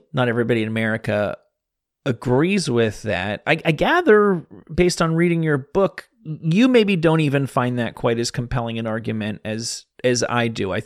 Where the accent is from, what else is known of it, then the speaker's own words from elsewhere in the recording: New Jersey, United States; I grew up in New Jersey